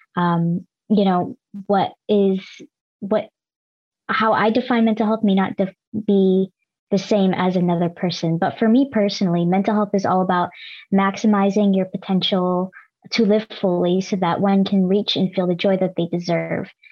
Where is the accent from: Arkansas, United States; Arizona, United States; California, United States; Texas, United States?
California, United States; Los Angeles; also born or lived in Davis, California; I am Filipino American first gen and born and raised in LA with an immigrant family